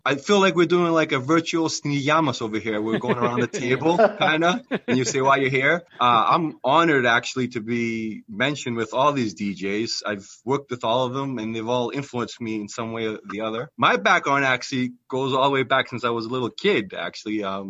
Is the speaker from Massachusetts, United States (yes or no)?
yes; Quincy, Massachusetts, United States; now in Weymouth, United States; So I grew up in Quincy, South Shore.